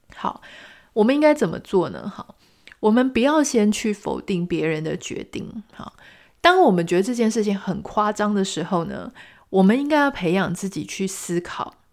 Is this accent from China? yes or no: no; Pingtung County, Taiwan; now in Taipei, Taiwan; 我自己也在屏东出生长大